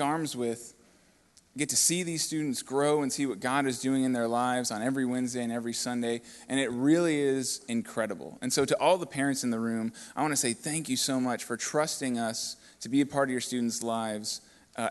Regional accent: Cape Coral, Florida, United States; also born or lived in Fort Lauderdale, Florida; I was born in Fort Lauderdale, and I moved over to Cape Coral at a young age with my family

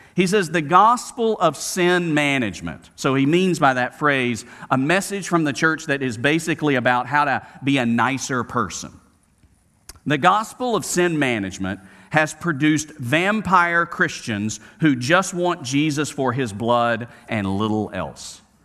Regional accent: Birmingham, Alabama, United States; from Birmingham, Alabama, growing up on Camellia Road, going to Smith Middle School and Huffman High School

